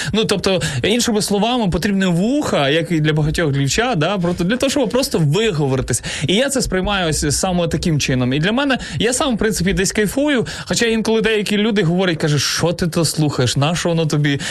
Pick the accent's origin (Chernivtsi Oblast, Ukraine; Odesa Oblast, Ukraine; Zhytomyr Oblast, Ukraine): Zhytomyr Oblast, Ukraine; Zhytomyr; Сам я родом із Житомира, але виріс е, і в Житомирській області також